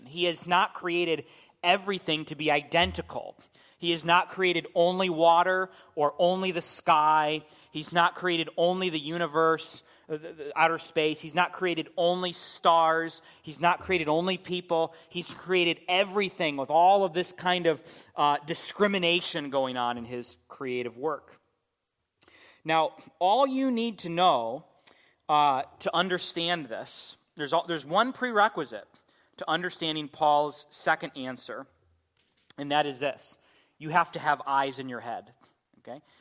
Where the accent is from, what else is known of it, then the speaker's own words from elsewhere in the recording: United States; as American Christians